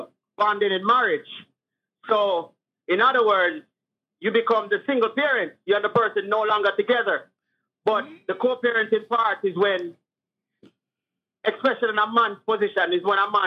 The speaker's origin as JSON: {"language": "English", "country": "Jamaica", "also_born_or_lived": "California", "moved": "yes", "said": "I'm from Jamaica, but via California."}